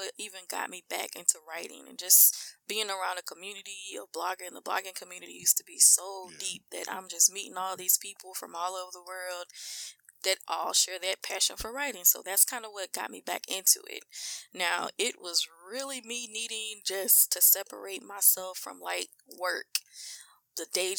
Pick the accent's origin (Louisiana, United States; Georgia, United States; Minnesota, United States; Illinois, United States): Louisiana, United States; Mansfield; we really from Mansfield